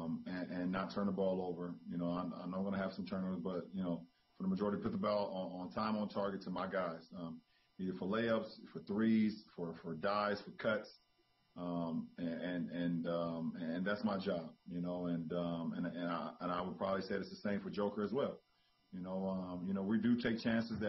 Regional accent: Akron, Ohio, United States; my upbringing growing up in Akron, Ohio

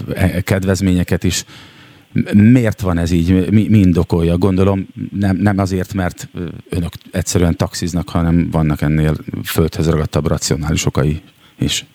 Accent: Szeged, Csongrád-Csanád, Hungary; now in Budapest, Hungary; mert szegedi vagyok, de most éppen ott lakom

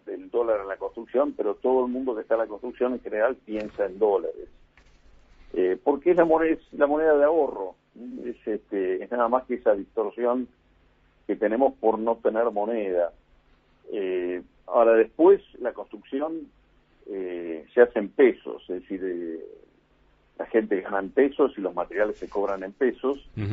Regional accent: Argentina; Nosotros como argentinos

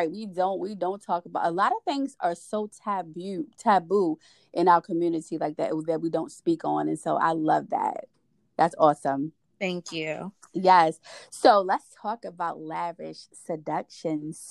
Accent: New York, United States; I'm from New York.

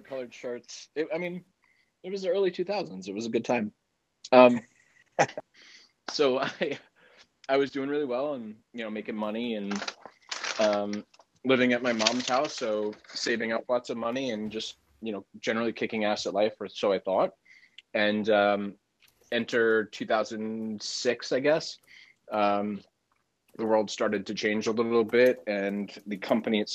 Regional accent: Ridgewood, New Jersey, United States; the area that I grew up in Ridgewood

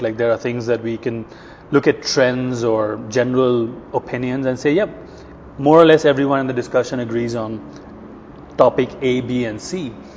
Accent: India; also born or lived in New York; now in Sweden; I'm from India originally.

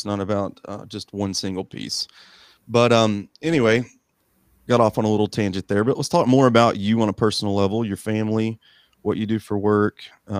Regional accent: Morristown, Tennessee, United States; And one of them was in my hometown of Morristown, Tennessee, ironically.

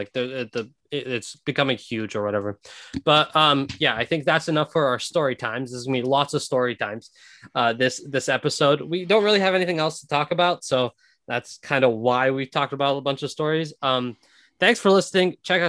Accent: Mississauga, Ontario, Canada; if someone asked me like where I'm from, if I'd go to a different part of Canada, I think I'd say Toronto. Like I wouldn't say Mississauga, as Mississauga is a big city, but like I'd say Toronto.

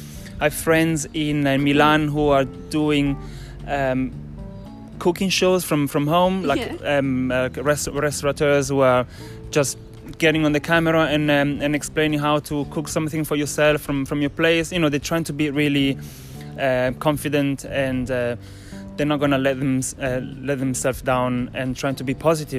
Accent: Lake Maggiore, Ticino, Switzerland; first language Italian; English is a second language; now in Australia; So I grew up on Lake Maggiore, which is in the Swiss part of.

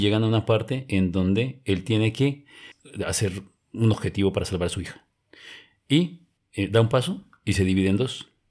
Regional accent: Colombia; cuando presenté mi pasaporte como colombiano

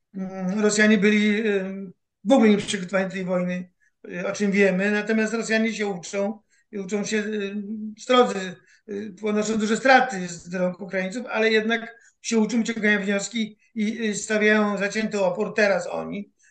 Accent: Poland

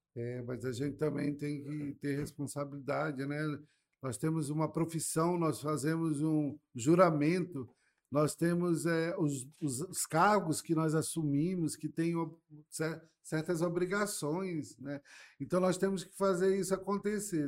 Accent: Manaus, Amazonas, Brazil; also born or lived in Curitiba, Brazil / Reading, United Kingdom; eu fui criado ali no Bancrevia

